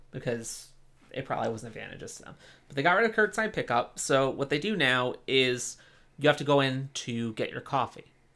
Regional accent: East Coast, United States; moved away; I'm originally from the East Coast

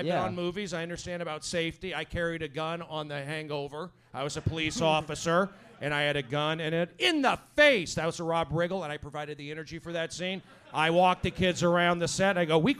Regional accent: Los Angeles, California, United States; No, I grew up in Tarzana.

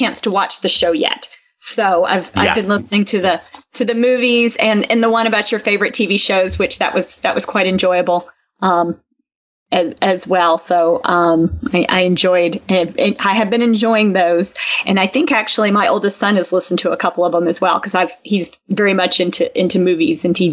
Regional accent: Franklin, United States; that's my hometown and my high school

